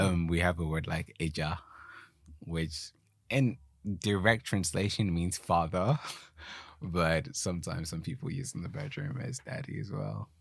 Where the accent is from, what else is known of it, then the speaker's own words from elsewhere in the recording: Ghana; first language Twi; English is a second language; now in United Kingdom; growing up in Ghana, we learned English in school